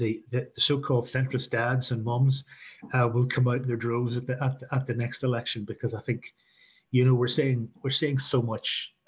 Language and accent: English; Belfast, Northern Ireland, United Kingdom; I grew up in Leafy, East Belfast, in a unionist with a very small U community, but was fortunate enough to go to a school that was actually quite progressive.